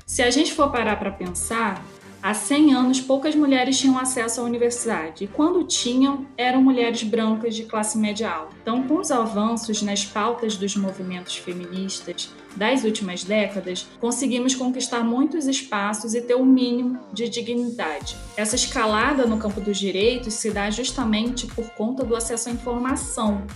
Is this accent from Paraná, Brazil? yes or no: no; São Luís, Maranhão, Brazil; now in Rio de Janeiro, Brazil; moro no Rio de Janeiro, mas sou natural de São Luís, no Maranhão